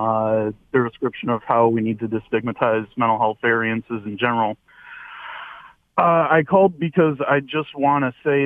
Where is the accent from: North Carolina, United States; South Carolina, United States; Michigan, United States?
Michigan, United States; Shelby Township; my hometown of Shelby Township